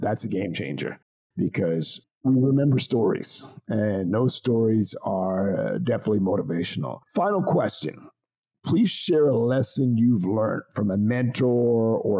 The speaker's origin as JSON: {"language": "English", "country": "Canada", "tie": "born or raised there", "moved": "as an adult", "lives_now": "United States", "said": "I actually born and raised in Canada, and I moved to the United States in the late 90s"}